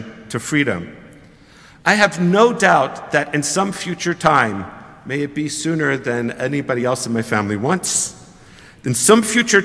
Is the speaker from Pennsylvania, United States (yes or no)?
yes; Philadelphia, Pennsylvania, United States; now in Toronto, Canada; I'm from Philadelphia